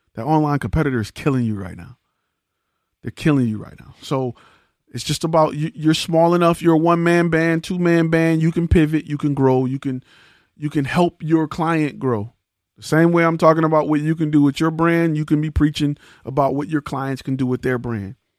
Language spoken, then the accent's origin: English; Detroit, Michigan, United States; now in Texas, United States; I'm from Detroit